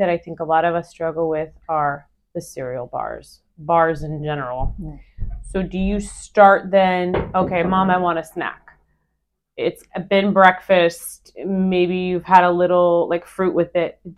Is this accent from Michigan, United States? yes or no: no; Northern California, United States; Amy and I are both from Northern California